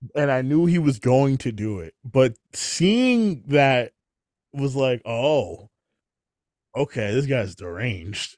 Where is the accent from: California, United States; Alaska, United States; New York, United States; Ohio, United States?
New York, United States; I'm from New York